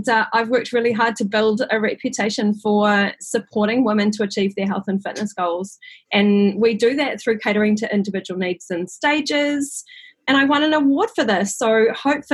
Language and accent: English; New Zealand; also born or lived in London, United Kingdom; I'm a Kiwi